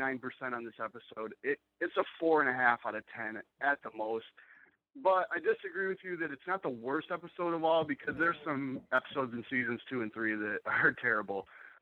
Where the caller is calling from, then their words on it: Michigan, United States; I'm in Michigan here.